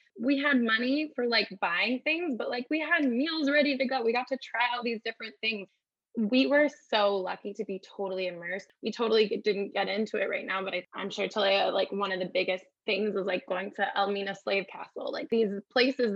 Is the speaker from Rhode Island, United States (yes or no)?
no; San Jose, California, United States; I'm from San Jose, so I'm also a Bay Area kid